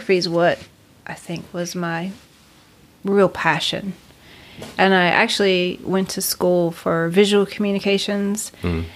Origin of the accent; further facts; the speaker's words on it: Kinston, North Carolina, United States; I grew up in Kinston, North Carolina.